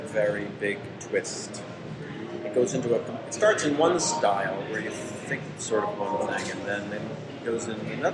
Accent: United States; I'm from America

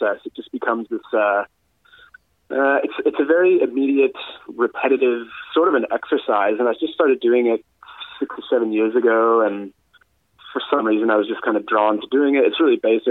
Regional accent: Canada; moved away as an adult; now in Adelaide, Australia; I came to Adelaide in 2009. I'm Canadian

